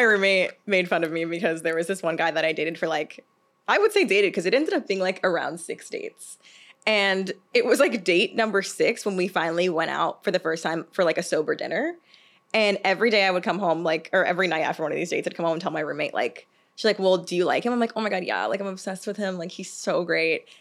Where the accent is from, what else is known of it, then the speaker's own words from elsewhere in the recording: the South, United States; I'm from the South.